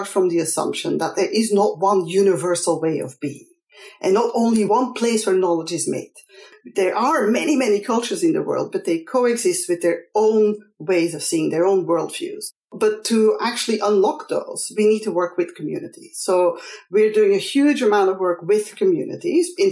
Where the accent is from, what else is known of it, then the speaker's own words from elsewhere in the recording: Belgium; I'm from Belgium